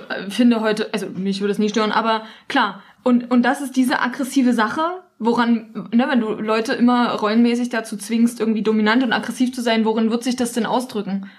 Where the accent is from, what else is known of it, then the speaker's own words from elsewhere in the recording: East Germany, Germany; ich komme halt aus dem Osten, bei uns sind alle Mütter arbeiten gegangen. Wir waren alle in der Kita